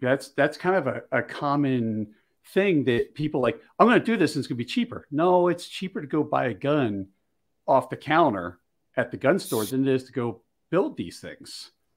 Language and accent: English; Philadelphia, Pennsylvania, United States; I grew up in Philly